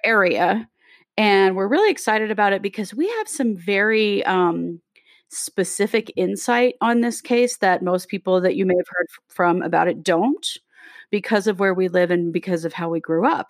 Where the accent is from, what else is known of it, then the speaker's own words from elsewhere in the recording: Rexburg, Idaho, United States; Katie and I grew up in Rexburg, Idaho.